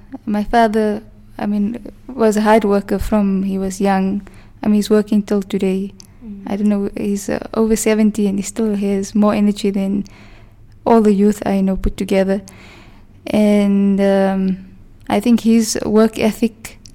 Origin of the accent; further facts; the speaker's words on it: Witbank, Mpumalanga, South Africa; also born or lived in Johannesburg; I was born in Witbank. My parents stay in Pine Ridge. I went to school in Pine Ridge with my primary school. Thereafter, I went to a Model C school in the Witbank High School